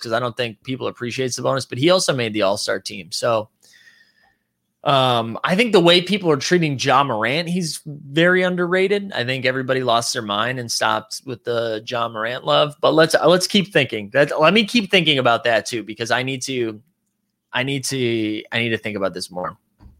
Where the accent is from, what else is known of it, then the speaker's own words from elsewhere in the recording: Philippines; As a Filipino, I wasn't for the Jordan Clarkson slander from last night's stream.